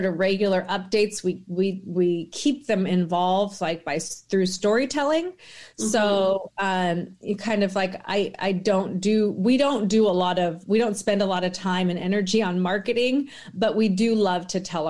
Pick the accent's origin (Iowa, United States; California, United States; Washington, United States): Washington, United States; I grew up in the Pacific Northwest in Washington State